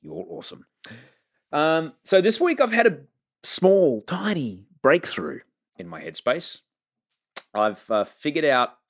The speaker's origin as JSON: {"language": "English", "town": "Brisbane", "region": "Queensland", "country": "Australia", "said": "I came from Brisbane, man."}